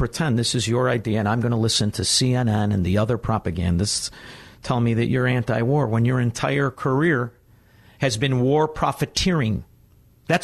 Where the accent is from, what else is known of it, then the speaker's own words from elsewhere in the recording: United States; I am an American